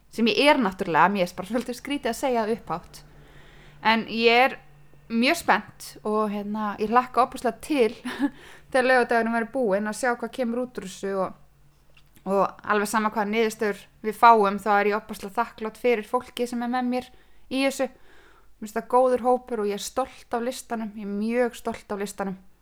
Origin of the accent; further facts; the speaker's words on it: Húsavík, Northeastern Region, Iceland; also born or lived in Akranes / Reykjavík; Ég er hérna fætt á Akranissi en fluttist til Húsavíkur með fóröldra mínum, bara um einsásaldur, þannig ég er uppalinn á Húsavík.